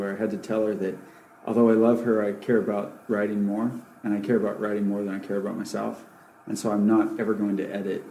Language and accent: English; Alaska, United States; moved away; also born or lived in California; I grew up in Alaska and then in California where my parents were from